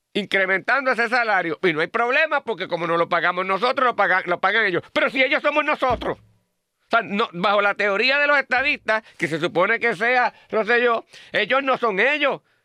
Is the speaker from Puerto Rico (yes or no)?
yes; Puerto Rico